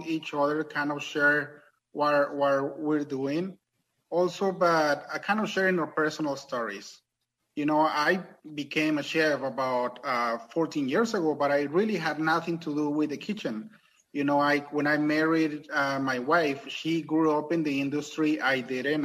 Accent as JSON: {"language": "English", "country": "Mexico", "tie": "born or raised there", "accent": "thick accent", "second_language": "English", "moved": "yes", "lives_now": "United States", "said": "I was born and raised in Mexico"}